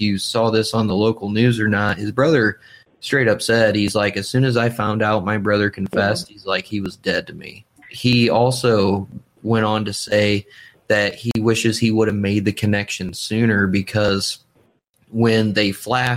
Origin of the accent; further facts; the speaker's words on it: Kendallville, Indiana, United States; now in Fort Wayne, United States; Kendallville. And like I said, that's technically my hometown. That's where I grew up. That's where I was raised for the most part.